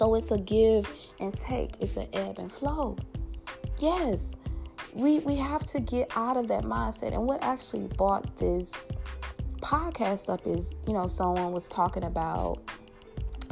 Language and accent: English; Louisiana, United States; my home state, Louisiana.